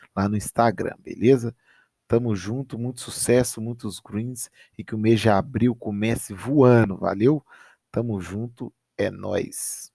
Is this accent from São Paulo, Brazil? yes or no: no; Minas Gerais, Brazil; Campeonato Mineiro, Campeonato da minha terrinha aqui